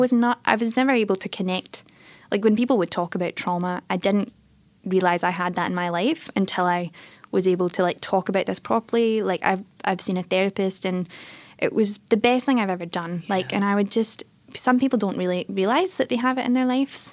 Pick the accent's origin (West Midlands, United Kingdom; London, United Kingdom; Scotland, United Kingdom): Scotland, United Kingdom; Airdrie; now in Melbourne, Australia; So I grew up in a little town called Airdrie